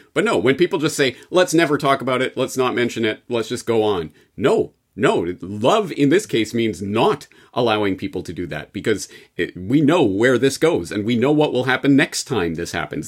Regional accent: Canada; as a Canadian

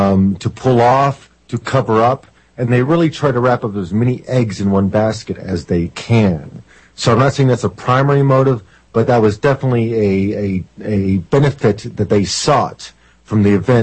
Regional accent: Oklahoma, United States; moved away; I am from Oklahoma, but I was not in the city when the bombing occurred

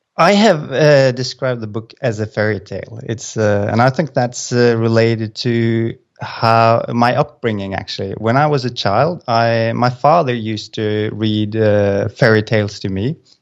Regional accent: Norway; moved away as an adult; now in Azores, Portugal; I'm from Norway, but we've moved, uh, so now we're sitting in the middle of Atlant-, uh, the Atlantic Ocean, uh, at a place called the A-, Azores.

